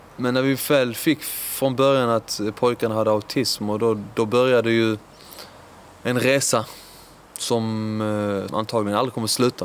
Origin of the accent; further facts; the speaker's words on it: Lund, Skåne, Sweden; also born or lived in Iran / Höganäs; flyttade vi till Lund och där är jag uppvuxen på Norra Fäladen.